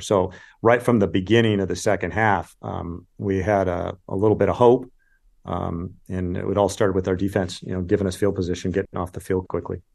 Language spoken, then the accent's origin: English; California, United States; I grew up in California and watched the Pac-ten